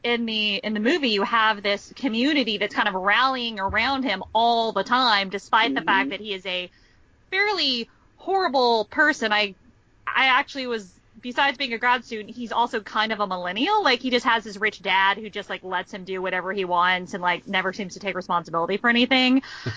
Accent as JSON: {"language": "English", "region": "Texas", "country": "United States", "said": "I'm from Texas"}